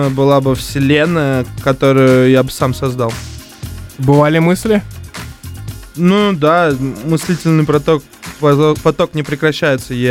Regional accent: Ufa, Bashkortostan, Russia; Короче, я из Башкирии, тоже из Уфы.

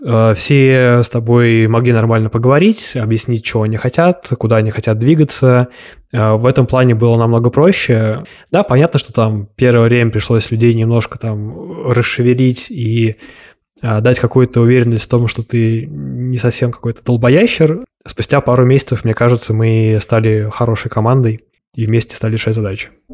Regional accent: Moscow, Russia; я родился в Москве, у меня есть финские корни

